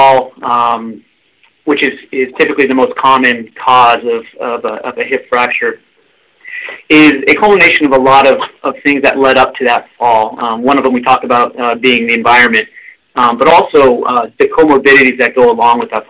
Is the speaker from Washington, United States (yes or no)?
yes; Seattle, Washington, United States; moved away as an adult; also born or lived in Oregon / Detroit; now in Bay Area, United States; I'm originally from the Northwest, Pacific Northwest, Seattle area